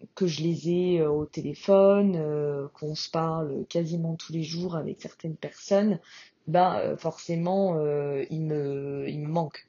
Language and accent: French; France; moved away as an adult; now in Australia; ça fera déjà un an que je suis partie et j'ai quitté la France